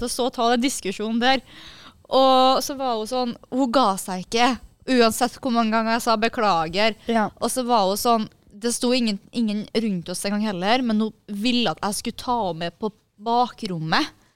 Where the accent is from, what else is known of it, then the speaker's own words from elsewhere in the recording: Kristiansund, Møre og Romsdal, Norway; moved away; Det var hjemme i Kristiansund